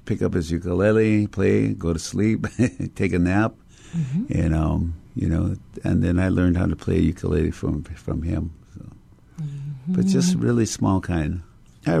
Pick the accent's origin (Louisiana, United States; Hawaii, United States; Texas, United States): Hawaii, United States; Honolulu; I grew up in Kapahulu